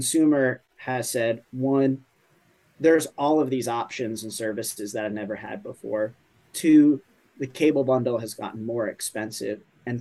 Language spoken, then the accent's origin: English; New York, United States; As a New Yorker